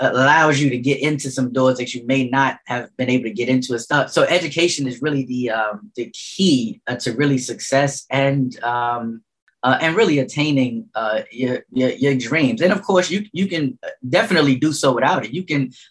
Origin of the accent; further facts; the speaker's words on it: New York City, New York, United States; I grew up in St. Nicholas projects